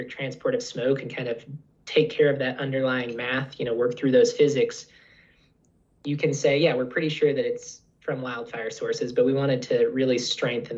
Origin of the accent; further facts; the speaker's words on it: Pacific Northwest, United States; now in Utah, United States; a childhood of growing up, spending a lot of time outdoors, a lot of outdoor recreation, just kind of appreciating the mountains and rivers. I'm from the Pacific Northwest